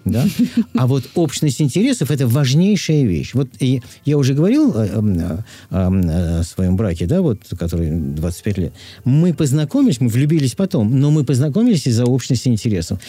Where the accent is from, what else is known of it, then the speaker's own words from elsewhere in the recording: Moscow, Russia; moved away as an adult; в детстве в Москве мы ходили гулять в тот же садик. Наши мамы водили гулять в тот же садик. Мы, мы рядом жили, я на Тверской